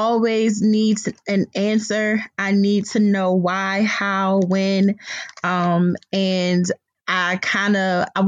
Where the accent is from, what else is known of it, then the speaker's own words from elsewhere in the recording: Prince George's County, Maryland, United States; moved away as an adult; now in Baltimore, United States; I am originally from Prince George's County. I made my way to the Baltimore area by way of Towson University many, many years ago.